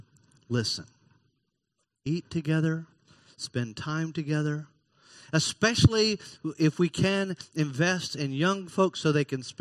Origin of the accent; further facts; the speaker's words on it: Florida, United States; I've lived in Florida all but 5 years of my 58 years. And I love Florida, even if Florida on occasion gets laughed at in the news. I love Florida. I'm not allowed to call myself a Floridian because I wasn't born here